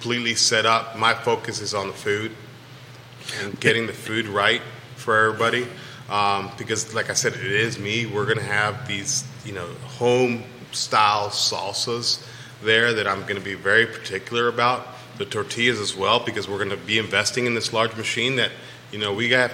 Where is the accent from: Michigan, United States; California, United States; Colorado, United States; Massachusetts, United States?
California, United States; now in Virginia, United States; I was born in California